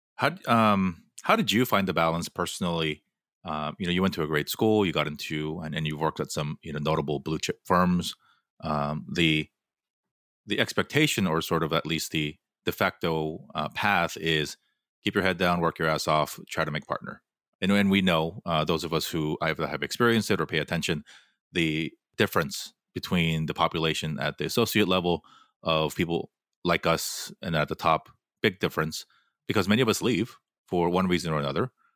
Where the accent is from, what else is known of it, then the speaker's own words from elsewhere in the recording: Fullerton, California, United States; moved away as an adult; also born or lived in New York City / Los Angeles; I grew up in Fullerton